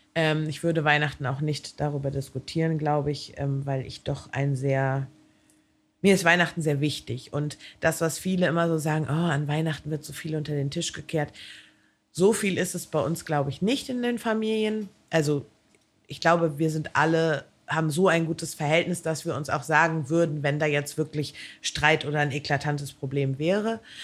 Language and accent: German; Hamburg, Germany; ich komme ja nun aus Hamburg